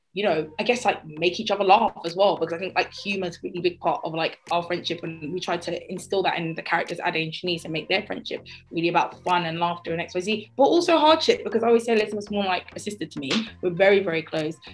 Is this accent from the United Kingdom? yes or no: yes; Croydon, London, United Kingdom; I grew up in Croydon, where I still live